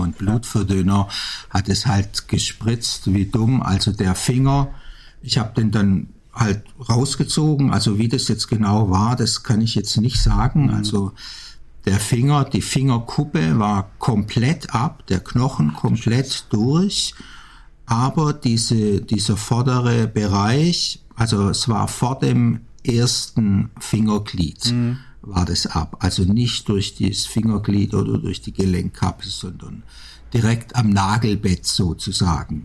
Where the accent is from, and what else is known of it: Backnang, Baden-Württemberg, Germany; born or raised there; also born or lived in Stuttgart / Amsterdam